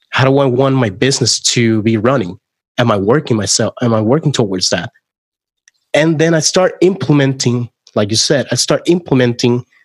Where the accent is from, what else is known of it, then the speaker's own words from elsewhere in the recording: Puerto Rico; English is a second language; moved away; I moved from Puerto Rico to Orlando, Florida. Um, I actually thought I was fully bilingual at that point in time